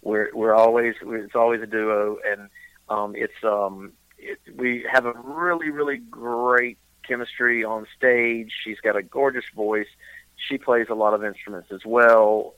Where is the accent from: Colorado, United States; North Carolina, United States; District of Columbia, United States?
North Carolina, United States; eastern; also born or lived in Charlotte, North Carolina / Boone, North Carolina; born and raised in North Carolina, grew up in uh, eastern North Carolina